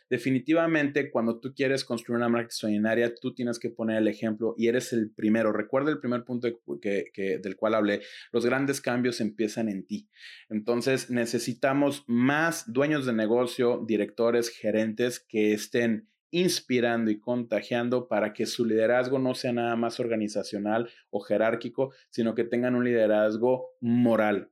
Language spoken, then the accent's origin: Spanish; Mexico; en mi país, México